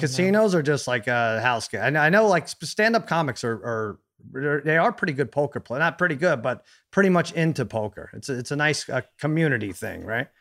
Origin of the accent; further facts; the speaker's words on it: New York, United States; moved away; I grew up in New York.